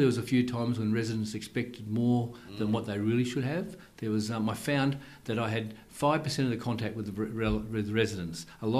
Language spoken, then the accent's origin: English; Sydney, New South Wales, Australia; born and bred in Sydney originally, lives at Northbridge in Sydney.